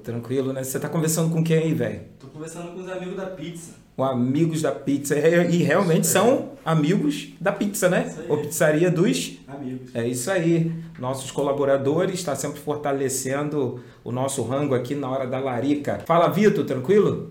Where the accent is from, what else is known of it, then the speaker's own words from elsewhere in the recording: Cabo Frio, Rio de Janeiro, Brazil; nós somos de Cabo Frio, região dos Lagos, interior do Rio de Janeiro